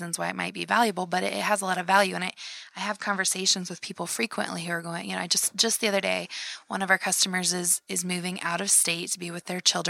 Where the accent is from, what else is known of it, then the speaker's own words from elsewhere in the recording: Iowa, United States; growing up in Iowa